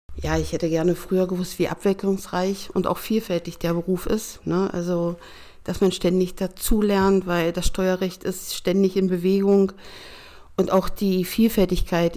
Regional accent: Schönebeck, Saxony-Anhalt, Germany; moved away as an adult; also born or lived in Stuttgart; now in Ronnenberg, Germany; im Traktorenwerk und Dieselmotorenwerk in Schönebeck in Sachsen-Anhalt gemacht

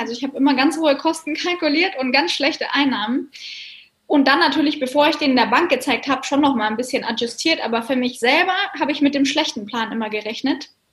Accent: Bavaria, Germany; bei uns in Bayern sind wir ja gar nicht am Meer

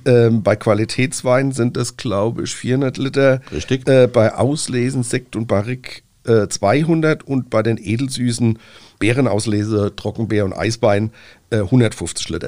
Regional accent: Rhineland-Palatinate, Germany; Bei uns in Rheinland-Pfalz

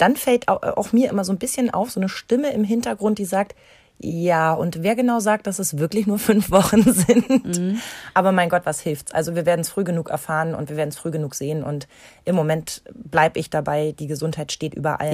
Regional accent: East Germany, Germany; ich bin ja noch gebürtig aus der DDR.

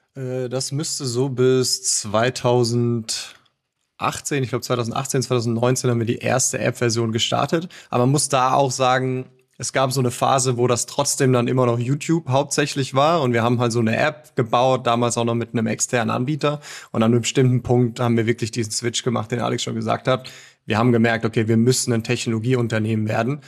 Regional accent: Mosbach, Baden-Württemberg, Germany; Moosbach, das ist eine, eine Kleinstadt in Baden-Württemberg. Ganz, ganz grob näher Heidelberg

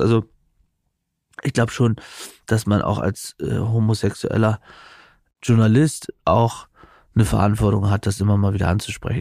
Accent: East Frisia, Lower Saxony, Germany; moved away; als ich als Jugendlicher in Ostfriesland aufgewachsen bin

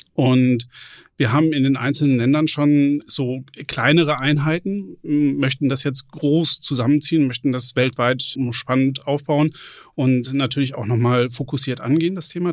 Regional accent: Lüdenscheid, North Rhine-Westphalia, Germany; moved away as an adult; also born or lived in Bochum / Bonn / Kronberg; Ich bin gebürtiger Sauerländer, am Rande des Sauerlands, in Lüdenscheid geboren, bin da zur Schule gegangen

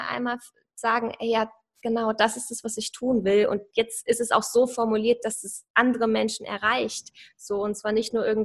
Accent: Saarland, Germany; Ich komme so aus dem Saarland.

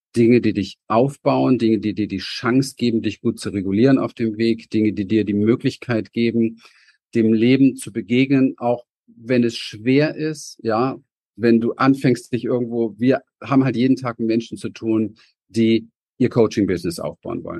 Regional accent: Berlin, Germany; ich bin in Berlin im Hinterhof aufgewachsen

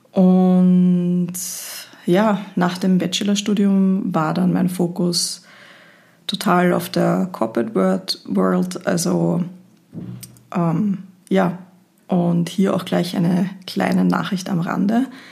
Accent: Linz, Upper Austria, Austria; now in Vienna, Austria; Ich komme eigentlich aus Linz, wohne aber schon seit vielen

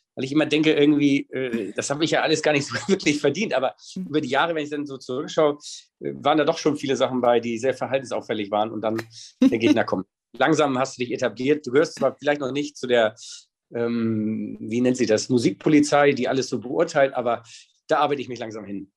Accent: Hamburg, Germany; ich bin auch ein richtiger Hamburger, aber ich bin sogar in Hamburg St. Georg geboren

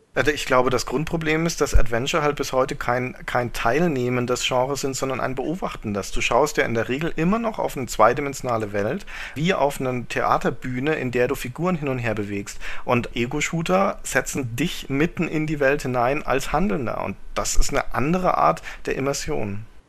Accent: Germany; als Deutscher

